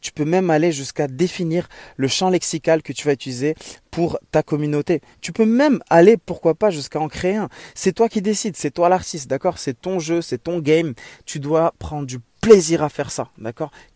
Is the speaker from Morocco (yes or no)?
yes; Morocco; moved away as an adult; also born or lived in Germany / Strasbourg, France; revenir vivre Au soleil, dans mon pays natal, le Maroc